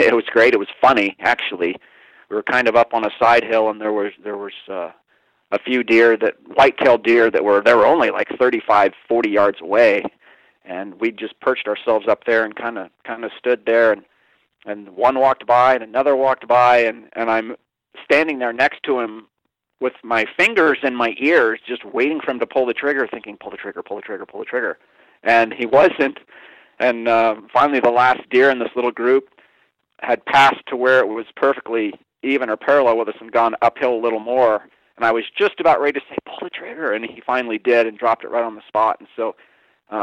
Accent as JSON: {"language": "English", "region": "Kansas", "country": "United States", "tie": "born or raised there", "also_born_or_lived": "New Orleans, Louisiana / Calgary, Alberta, Canada", "moved": "yes", "lives_now": "Montana, United States", "said": "I spent the majority of my life actually growing up in Kansas. I was born in New Orleans, spent 3 years up in Calgary, Alberta, Canada as well"}